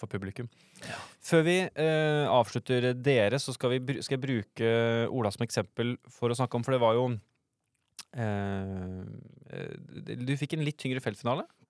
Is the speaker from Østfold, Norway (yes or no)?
yes; Østfold, Norway; jeg er fra Østfold